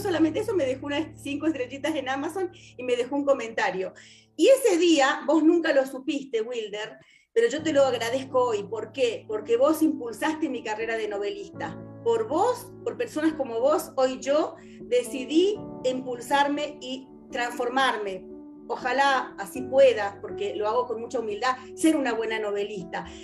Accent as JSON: {"language": "Spanish", "country": "Argentina", "said": "yo soy argentina, vivo en Argentina"}